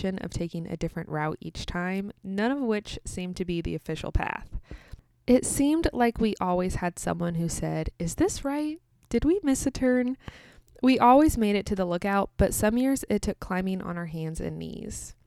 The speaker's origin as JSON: {"language": "English", "country": "United States", "also_born_or_lived": "Kansas"}